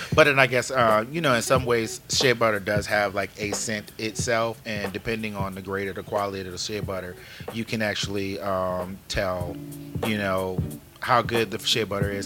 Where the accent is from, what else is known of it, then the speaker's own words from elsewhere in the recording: New Orleans, Louisiana, United States; moved away; originally from New Orleans, um, so I guess that nah, I'm not Cajun, Creole, anything like that. Just homegrown Negro